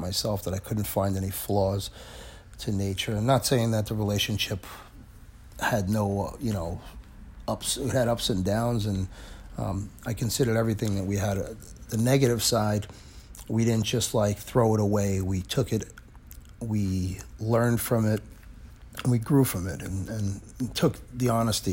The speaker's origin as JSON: {"language": "English", "town": "New York City", "region": "New York", "country": "United States", "tie": "born or raised there", "also_born_or_lived": "Manhattan, New York", "moved": "as an adult", "lives_now": "New Jersey, United States", "said": "I grew up in Brooklyn, and I lived in the city, and I'm in Jersey"}